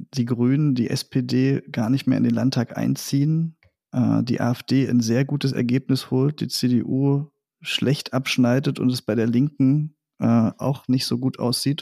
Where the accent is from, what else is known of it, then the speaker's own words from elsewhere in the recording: Meissen, Saxony, Germany; ich bin Sachse, ich äh, stamme aus der Nähe von Dresden, äh, aus Meißen